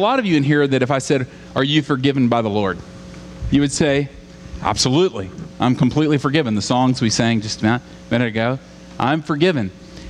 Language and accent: English; Southern United States, United States; I grew up in the South, and it's a funny thing about being in the South is that there were revivals like every weekend.